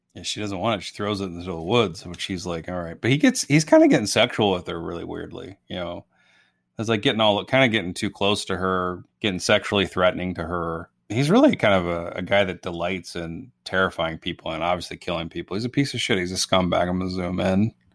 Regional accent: Illinois, United States; I grew up in Illinois

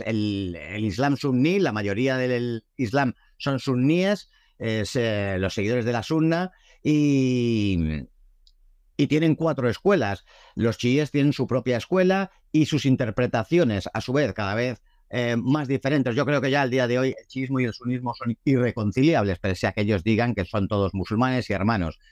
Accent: Madrid, Community of Madrid, Spain; nací en Madrid, como mis padres y mis abuelos

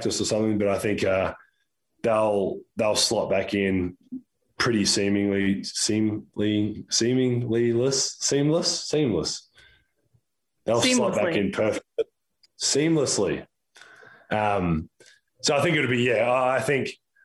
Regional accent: Australia; now in United States; from obviously being Australian, from Australia

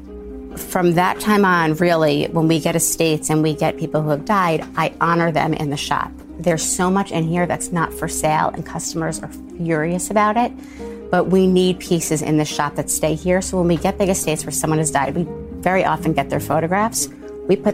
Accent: New York City, New York, United States; I'm from Rockaway in Queens

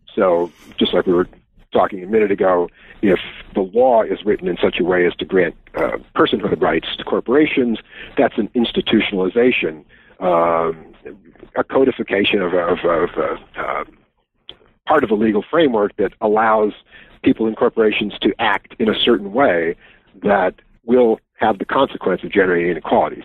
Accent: Wisconsin, United States; my home state

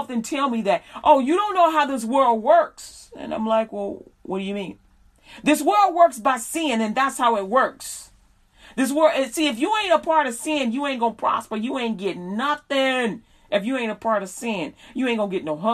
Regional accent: Chicago, Illinois, United States; now in Texas, United States; I'm from Chicago.

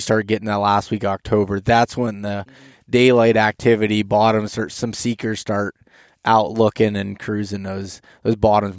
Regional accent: Pennsylvania, United States; I'm from Pennsylvania

